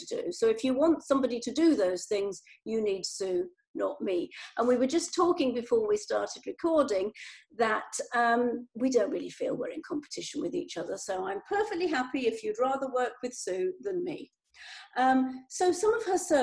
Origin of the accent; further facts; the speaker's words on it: United Kingdom; we're the same sort of age, we're British